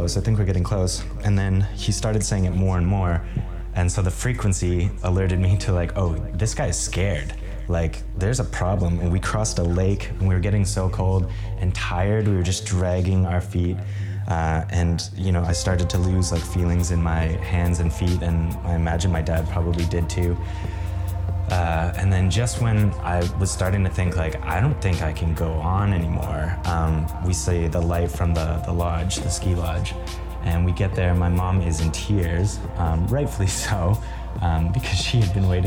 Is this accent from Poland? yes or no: no; Kenora, Ontario, Canada; we grew up in Kenora, Ontario, and it's very snowy